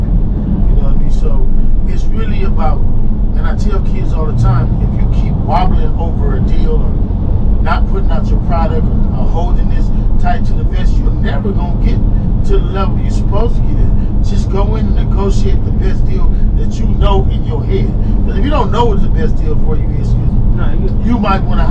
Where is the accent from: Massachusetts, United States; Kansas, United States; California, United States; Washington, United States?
California, United States; Los Angeles; we're from Crenshaw.